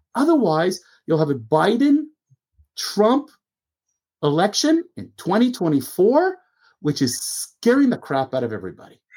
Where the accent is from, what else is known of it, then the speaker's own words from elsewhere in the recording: Canada; As a Canadian, you know, as a Canadian